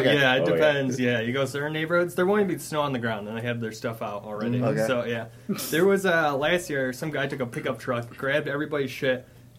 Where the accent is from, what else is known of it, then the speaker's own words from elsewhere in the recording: Chicago, Illinois, United States; we're from Chicago.